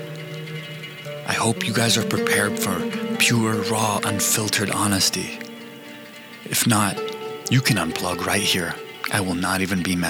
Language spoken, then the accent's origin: English; United States; As an American